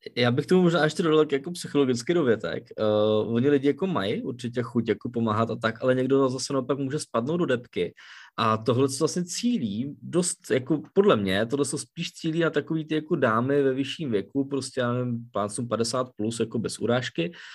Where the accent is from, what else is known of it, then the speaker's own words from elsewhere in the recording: Czechia; u nás v Čechách to známe